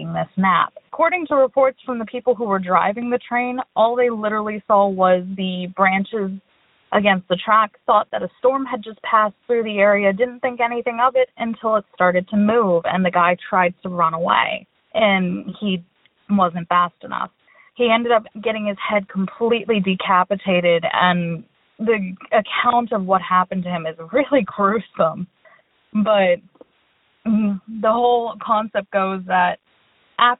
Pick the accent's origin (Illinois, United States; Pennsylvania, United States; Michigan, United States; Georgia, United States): Pennsylvania, United States; I'm from Pennsylvania